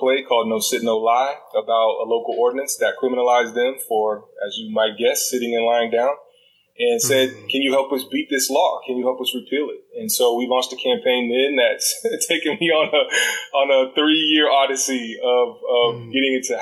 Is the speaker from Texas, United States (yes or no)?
yes; Dallas, Texas, United States; also born or lived in Washington, D.C.; now in Austin, United States; I came back to Texas where I'm from. I have a half brother, my family here in Austin. I'm originally from the Metroplex, Dallas Fort Worth